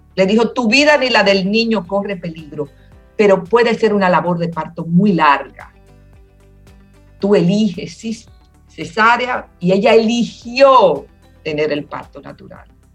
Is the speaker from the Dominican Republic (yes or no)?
yes; Dominican Republic; quiero seguir siendo dominicana